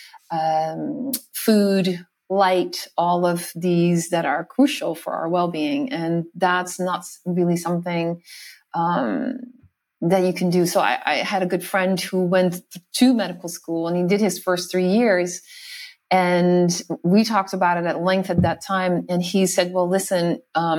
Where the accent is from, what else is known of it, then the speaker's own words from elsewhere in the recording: Netherlands; moved away as an adult; also born or lived in New York City, United States; I grew up in the Netherlands. I'm Dutch and I lived there for my first 21 years